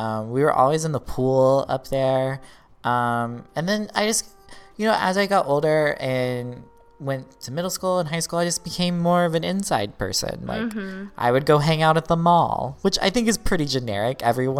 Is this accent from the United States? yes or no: yes; the Bible Belt, United States; And we didn't touch on this either, but like, we grew up in the Bible Belt.